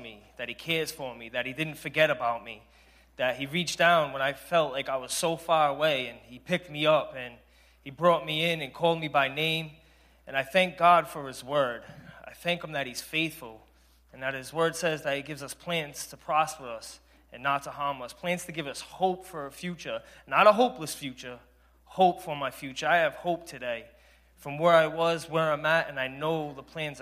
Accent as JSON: {"language": "English", "town": "Providence", "region": "Rhode Island", "country": "United States", "said": "I'm 35 from Providence, Rhode Island."}